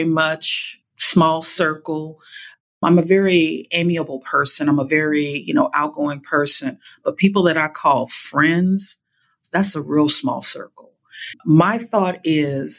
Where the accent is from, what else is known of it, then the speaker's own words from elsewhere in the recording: New Orleans, Louisiana, United States; moved away; also born or lived in California; I was raised in New Orleans